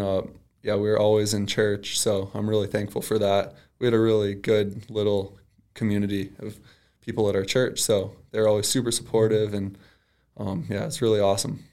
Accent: Ida, Michigan, United States; So I grew up in Ida, Michigan

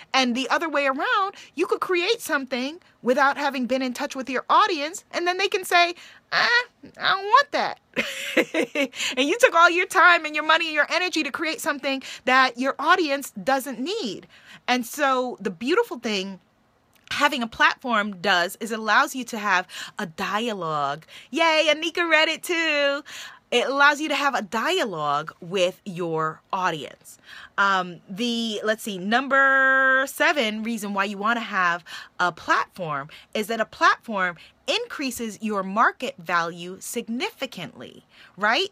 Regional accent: New York, United States; I'm from New York

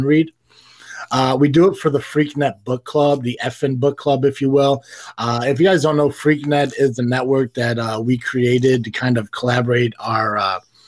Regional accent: Tennessee, United States; I am from Tennessee

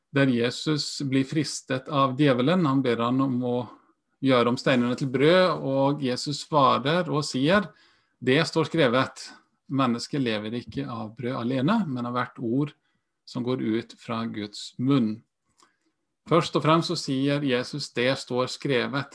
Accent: Iceland; moved away as an adult; also born or lived in Sweden; now in Norway; Jeg er halvt islandsk også, født og oppvokst.

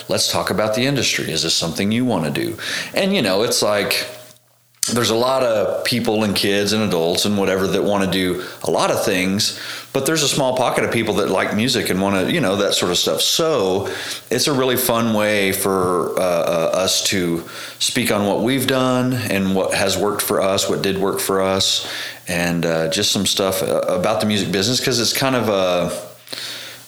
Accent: Tishomingo, Oklahoma, United States; also born or lived in Amarillo, Texas; I grew up in Tishomingo, Oklahoma

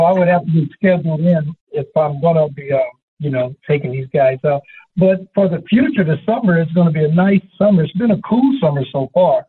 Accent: Los Angeles, California, United States; also born or lived in Chino, California; now in San Bernardino, United States; I'm from California, born in Los Angeles, and moved to Chino, California in the sixth grade, and so now I'm a San Bernardino

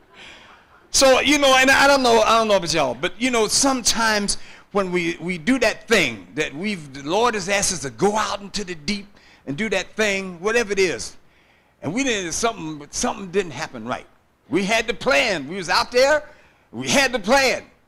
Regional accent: San Francisco, California, United States; born and raised in San Francisco, uh, beautiful city

